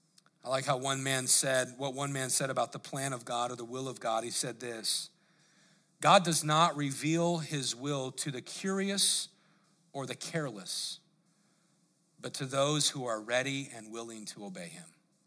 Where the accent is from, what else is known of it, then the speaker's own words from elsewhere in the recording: Colorado, United States; I grew up there in Colorado, and I remember we used to go, they call it spelunking